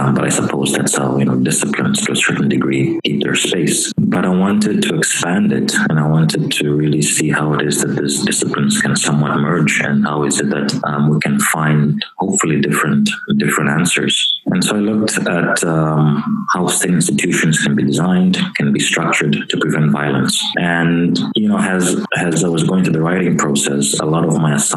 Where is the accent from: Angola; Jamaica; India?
Angola; I come from Angola, and I understand the realities of Angola.